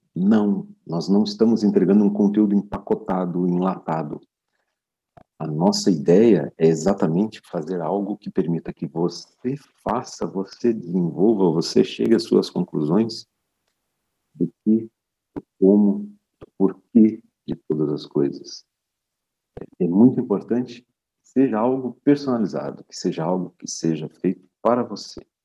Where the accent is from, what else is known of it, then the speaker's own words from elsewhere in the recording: Brazil; moved away as an adult; now in Portugal; eu sou brasileiro de nascimento e criação